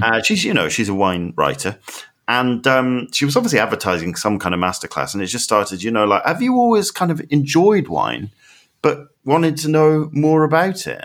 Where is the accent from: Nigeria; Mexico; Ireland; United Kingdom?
United Kingdom; I'm so British